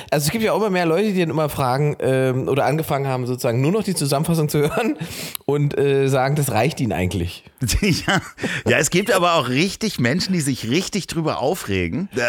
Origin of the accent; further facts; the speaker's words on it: eastern Germany, Germany; Bei uns im Osten hatten Omis immer riesige Gärten